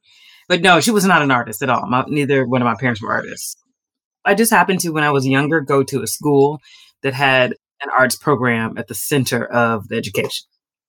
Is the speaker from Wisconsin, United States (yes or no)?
no; Houston, Texas, United States; moved away as an adult; now in Rome, Italy; I'm from Houston, Texas.